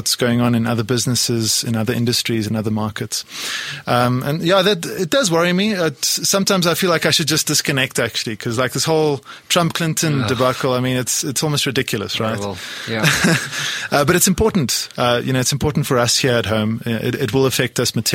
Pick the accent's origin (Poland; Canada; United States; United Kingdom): Poland; now in South Africa; I come from Poland originally. I was born in Poland.